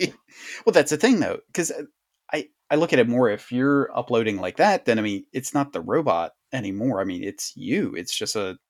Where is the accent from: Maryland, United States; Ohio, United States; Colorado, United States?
Maryland, United States; Sharptown; I was like, I'm a hillbilly from Sharptown. We didn't do that.